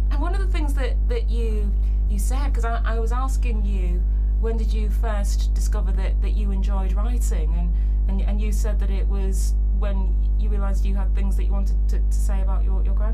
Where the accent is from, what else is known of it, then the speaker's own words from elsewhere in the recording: United Kingdom; We're, we're British, so